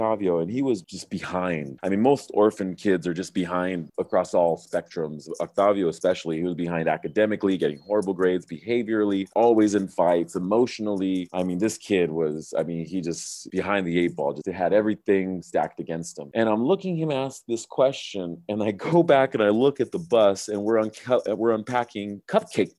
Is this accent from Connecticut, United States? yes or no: no; Southern California, United States; moved away; I'm from Southern California originally